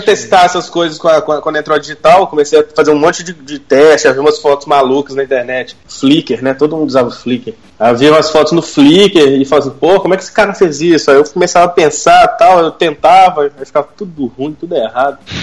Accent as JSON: {"language": "Portuguese", "town": "Belo Horizonte", "region": "Minas Gerais", "country": "Brazil", "said": "Eu sou de BH"}